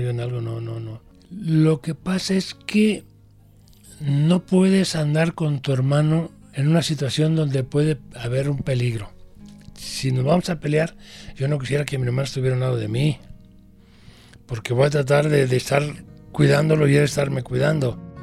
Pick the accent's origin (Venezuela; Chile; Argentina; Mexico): Mexico; Guadalajara, Jalisco; also born or lived in Arandas, Jalisco; Desde chiquillo yo recuerdo cuando llegamos aquí a Guadalajara, yo tenía seis años